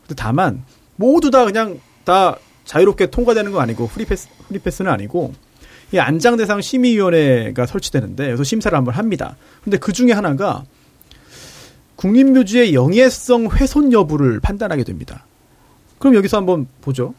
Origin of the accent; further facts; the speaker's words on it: Incheon, South Korea; 인천 사람으로서